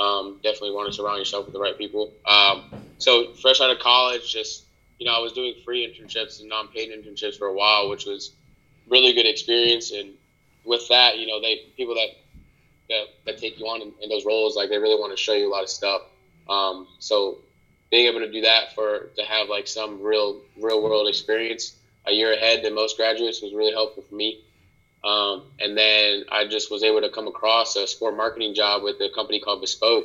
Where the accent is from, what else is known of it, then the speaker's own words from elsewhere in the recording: Harrisburg, North Carolina, United States; also born or lived in Brooklyn, New York / Raleigh, North Carolina / Puerto Rico (family); I'm back in my hometown right now. I'm in Harrisburg, North Carolina.